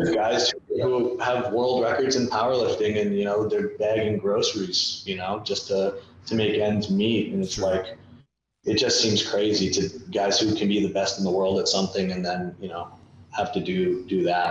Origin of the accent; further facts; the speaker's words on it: Canada; growing up in Canada